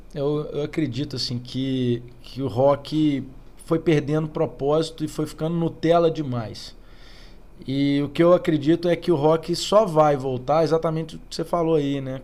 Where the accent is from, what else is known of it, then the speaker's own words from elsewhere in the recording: Oliveira, Minas Gerais, Brazil; moved away; Que meu pai foi para Oliveira, que foi onde eu fui criado